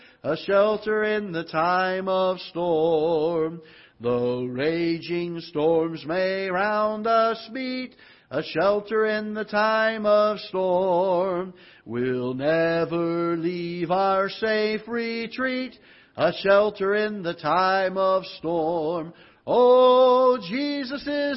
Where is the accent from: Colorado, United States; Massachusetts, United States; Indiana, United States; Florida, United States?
Florida, United States; now in Festus, United States; I'm from Florida